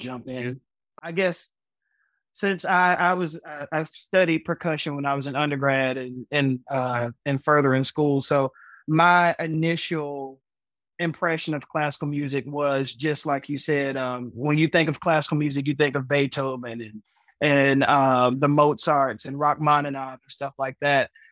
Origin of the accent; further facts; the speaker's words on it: Chattanooga, Tennessee, United States; I am from Chattanooga, Tennessee